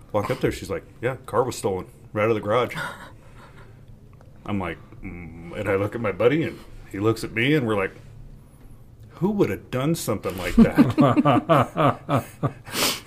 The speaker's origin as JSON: {"language": "English", "area": "Morgan County", "region": "Colorado", "country": "United States", "tie": "born or raised there", "said": "Growing up in Morgan County"}